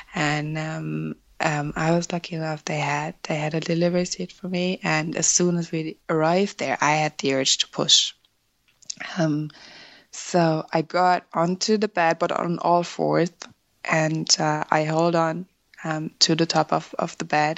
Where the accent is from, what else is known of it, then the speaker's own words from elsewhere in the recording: Germany; first language German; English is a second language; moved away as an adult; now in Ireland; I was born and raised in Germany uh, where I met my husband in 2009